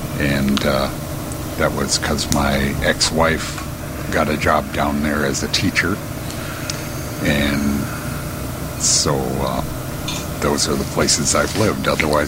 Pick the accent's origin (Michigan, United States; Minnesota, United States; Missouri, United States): Minnesota, United States; Minneapolis; also born or lived in Mankato, Minnesota / Lincoln, Nebraska / Robbinsdale, Minnesota; I was born in Minneapolis. Lived here most of the time, except for when I went to college. I went to Mankato State, Mankato is about 90 miles southwest